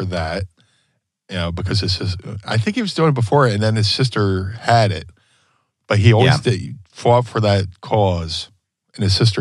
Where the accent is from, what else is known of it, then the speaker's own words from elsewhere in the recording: Philadelphia, Pennsylvania, United States; we're all from Philly